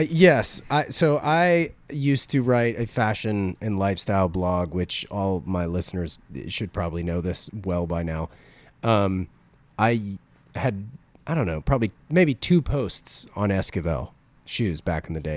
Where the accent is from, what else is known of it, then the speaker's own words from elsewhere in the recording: North Carolina, United States; I'm from North Carolina